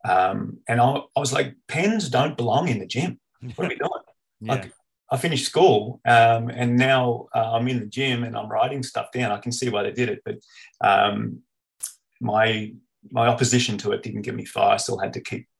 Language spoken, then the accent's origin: English; Canberra, Australian Capital Territory, Australia; West Bulkana Warriors, which is where I grew up in Canberra